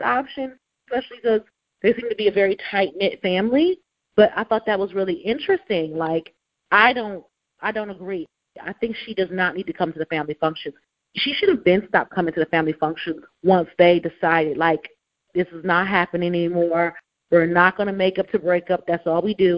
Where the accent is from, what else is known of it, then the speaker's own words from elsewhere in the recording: Cleveland, Ohio, United States; moved away; My family, we're from Cleveland. My daddy grew up in Cleveland, okay? We grew up in Cleveland.